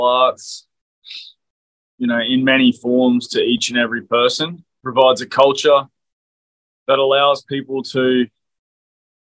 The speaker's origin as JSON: {"language": "English", "region": "Queensland", "country": "Australia", "said": "as a Queenslander"}